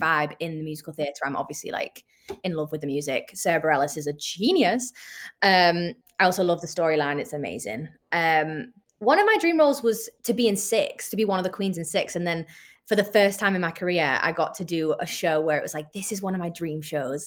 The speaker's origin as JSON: {"language": "English", "town": "St Helens", "region": "North West England", "country": "United Kingdom", "tie": "born or raised there", "said": "I'm British"}